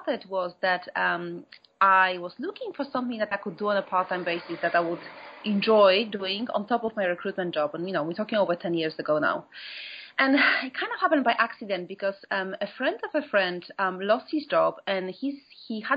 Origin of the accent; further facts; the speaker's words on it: Poland; moved away as an adult; now in London, United Kingdom; I'm from Poland originally, but I've been here for 17 years now.